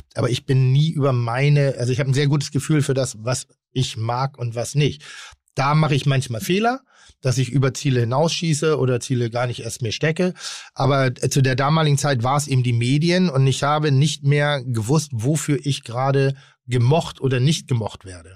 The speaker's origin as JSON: {"language": "German", "town": "Pinneberg", "region": "Schleswig-Holstein", "country": "Germany", "said": "komme ich aus Pinneberg"}